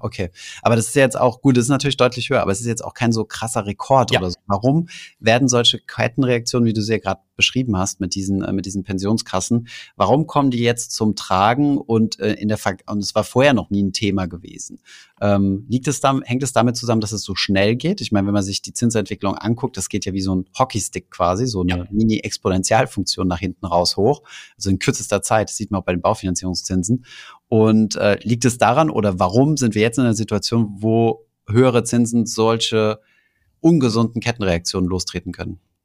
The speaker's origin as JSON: {"language": "German", "country": "Germany", "said": "bei uns in Deutschland"}